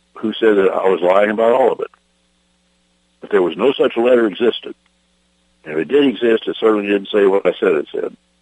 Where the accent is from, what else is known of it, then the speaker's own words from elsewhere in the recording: Texas, United States; my hometown in Texas